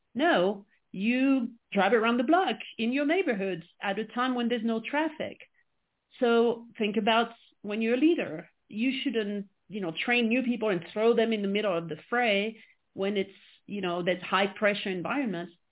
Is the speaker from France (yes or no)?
yes; France; English is a second language; moved away as an adult; now in United States; I was born and raised in France, which I'm sure you can quickly pick up uh, with my accent